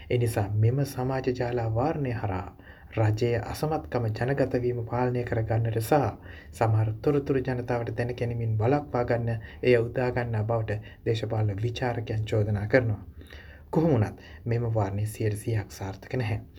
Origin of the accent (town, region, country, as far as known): Sri Lanka; moved away